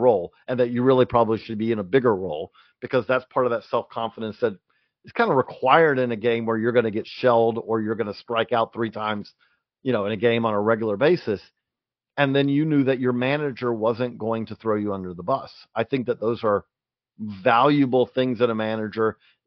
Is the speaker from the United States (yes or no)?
yes; Georgia, United States; moved away; also born or lived in Clarksville; I grew up in Georgia